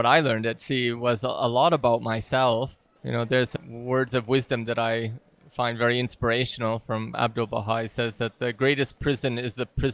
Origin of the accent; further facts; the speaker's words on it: Detroit, Michigan, United States; now in Prague, Czech Republic; I was born in Detroit, Michigan, in the U.S., and I live currently in a small town or village next to the capital of Prague, Czech Republic